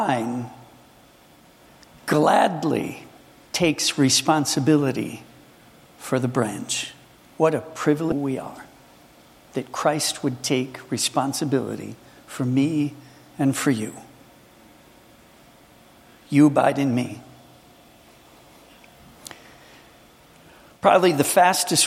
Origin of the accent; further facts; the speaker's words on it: Minnesota, United States; I come from Minnesota